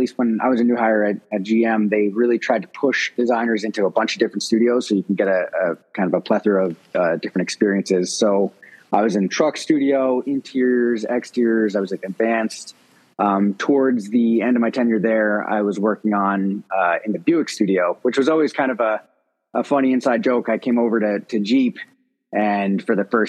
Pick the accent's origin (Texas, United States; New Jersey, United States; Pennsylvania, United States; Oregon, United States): New Jersey, United States; moved away as an adult; also born or lived in Providence, Rhode Island / Detroit, Michigan; we grew up in New Jersey.